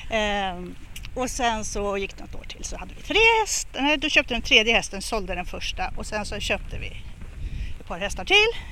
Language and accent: Swedish; Stockholm, Stockholm County, Sweden; jag är uppvuxen i, på Söder, i Bagarmossen och sen i Fittja. Så jag är ett riktigt förortsbarn